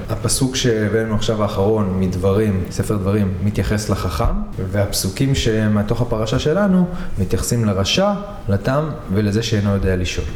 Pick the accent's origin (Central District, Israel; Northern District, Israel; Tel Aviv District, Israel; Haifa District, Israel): Haifa District, Israel; Hadera; גדלתי בחדרה